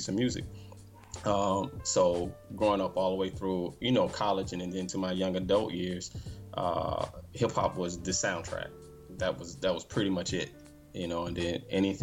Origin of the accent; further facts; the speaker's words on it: Alabama, United States; moved away; originally I'm from Alabama